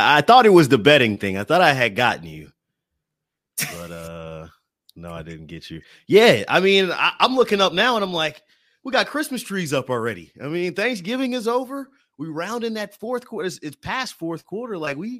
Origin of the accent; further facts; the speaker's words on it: Atlanta, Georgia, United States; now in Midwest, United States; I'm here in the Midwest, but I'm from Atlanta originally. That's East Coast.